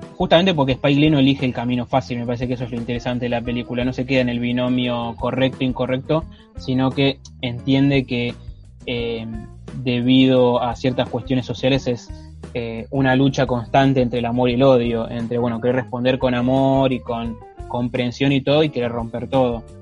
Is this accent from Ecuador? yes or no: no; Argentina; nosotros como argentinos blancos de clase media